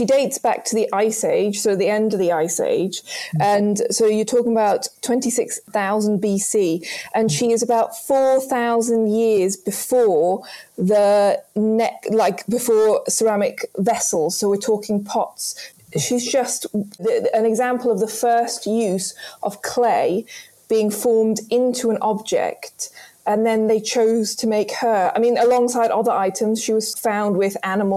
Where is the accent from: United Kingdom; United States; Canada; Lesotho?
Lesotho; moved away; I was brought up in Lesotho